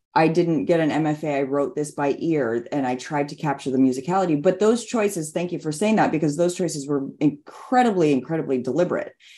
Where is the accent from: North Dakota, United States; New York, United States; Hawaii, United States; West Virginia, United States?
Hawaii, United States; Hilo; now in California, United States; my hometown of Hilo on the Big Island of Hawaii